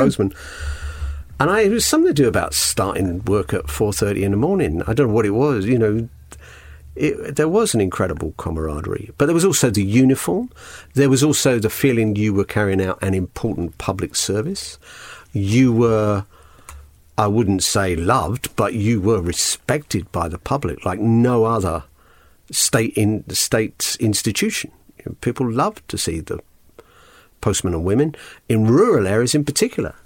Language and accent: English; London, United Kingdom; also born or lived in Hull; Grew up in London West End, sometimes wrongly called Notting Hill.